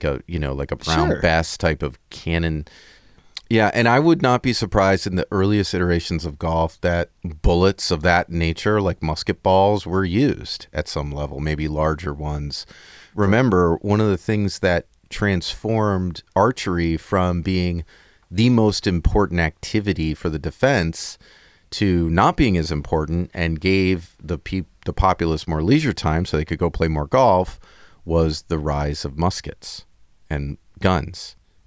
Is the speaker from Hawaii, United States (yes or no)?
no; New York, United States; I'm from New York, so maybe it does come through a little.